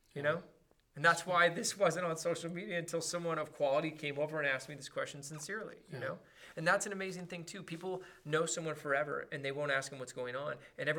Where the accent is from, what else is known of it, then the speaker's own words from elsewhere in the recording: Los Angeles, California, United States; I was from Crenshaw, and I used to go to Raider games